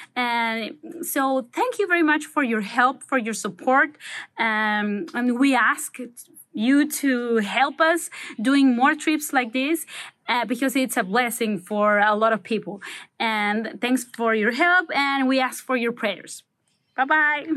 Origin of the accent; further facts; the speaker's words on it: Manzanillo, Colima, Mexico; I am from Manzanillo, Mexico